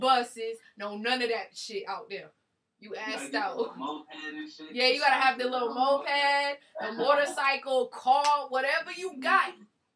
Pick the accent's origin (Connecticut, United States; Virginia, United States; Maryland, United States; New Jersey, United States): New Jersey, United States; now in Atlanta, United States; See, I'm from up north. I'm from Jersey